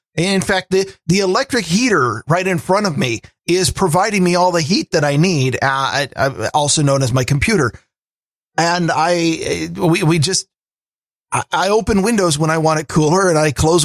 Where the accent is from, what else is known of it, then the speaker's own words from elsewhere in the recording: Pacific Northwest, United States; I grew up here in the Pacific Northwest, where even when we have warm days on the summer, if it's warm, that means there's no clouds.